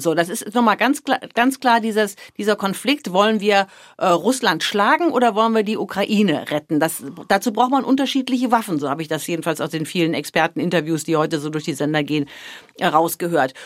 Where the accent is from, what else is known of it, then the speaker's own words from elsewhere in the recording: Germany; moved away; das ist und bleibt meine Heimat